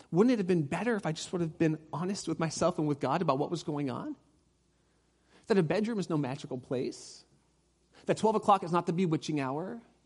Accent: Orange County, California, United States; I grew up in Orange County.

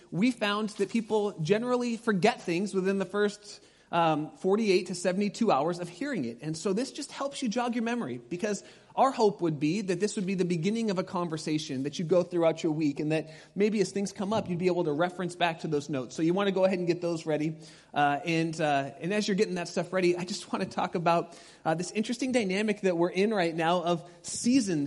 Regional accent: Pasadena, California, United States; moved away; I grew up in Pasadena

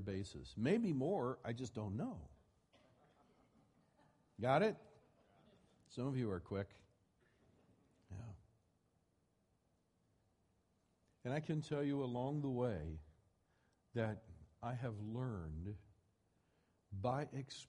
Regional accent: Midwest, United States; I grew up in the Bible Belt. I grew up in the Midwest

